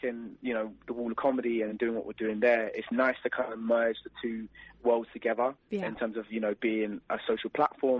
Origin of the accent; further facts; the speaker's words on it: London, United Kingdom; we was in my hometown, London